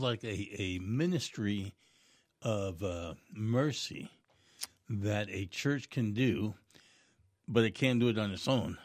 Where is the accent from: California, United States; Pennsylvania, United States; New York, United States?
New York, United States; New York City; moved away; I grew up in New York City